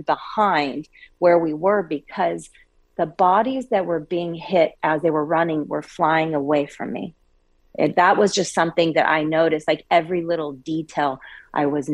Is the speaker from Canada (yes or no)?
no; Coeur d'Alene, Idaho, United States; moved away; I'm actually originally from Coeur d'Alene, Idaho